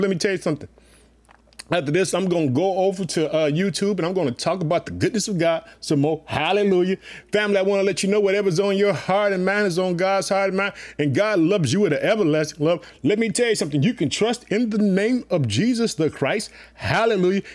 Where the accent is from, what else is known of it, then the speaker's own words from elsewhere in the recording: Illinois, United States; also born or lived in Chicago; my home state, the state of Illinois, Illinois, living in the city of Chicago